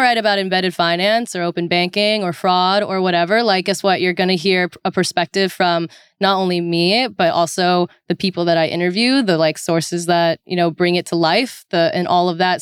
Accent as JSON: {"language": "English", "area": "Orange County", "region": "California", "country": "United States", "tie": "born or raised there", "said": "I am originally from Orange County, California"}